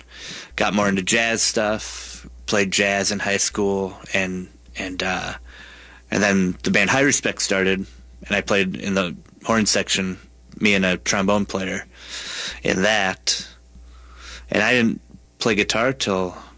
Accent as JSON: {"language": "English", "town": "St. Paul", "region": "Minnesota", "country": "United States", "tie": "born or raised there", "said": "I'm St. Paul, born and raised"}